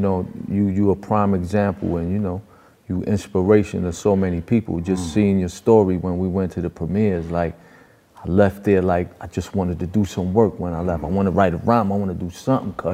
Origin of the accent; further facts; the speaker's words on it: New York City, New York, United States; also born or lived in Far Rockaway, Queens; I was born and raised and trained in New York